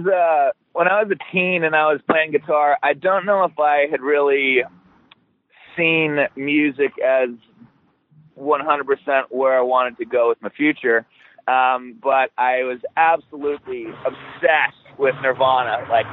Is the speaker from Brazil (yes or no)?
no; Australia; accent: American; also born or lived in Alaska / Hawaii; I've always had the American accent. I was born in Alaska and raised in Hawaii till I was about 7. Then she met an Australian guy and moved me over there. So that's where me and Luke grew up from. I was about 7 till 23.